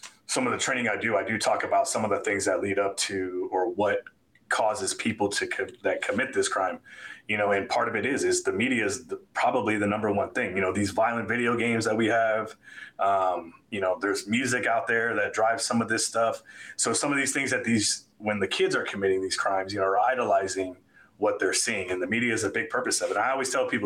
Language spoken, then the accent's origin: English; South Florida, United States; moved away; I grew up in South Florida